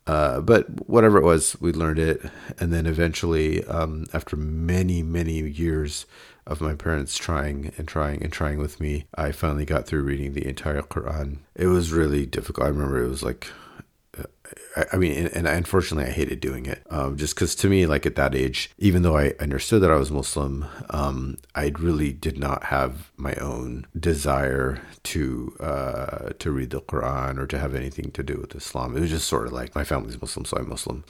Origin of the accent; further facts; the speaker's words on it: Davis, California, United States; growing up in Davis